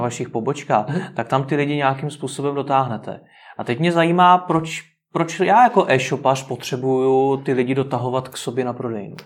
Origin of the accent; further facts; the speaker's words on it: Czechia; jsme jako Češi